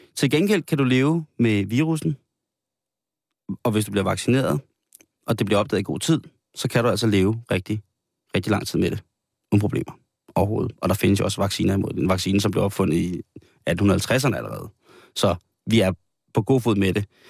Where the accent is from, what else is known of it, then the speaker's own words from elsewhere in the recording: Denmark; som danskere